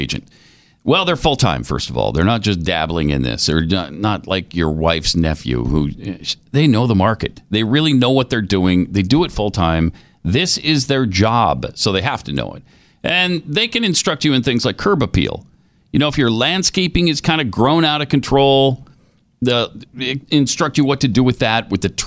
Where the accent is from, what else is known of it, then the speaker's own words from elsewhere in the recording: the West, United States; I'm from the West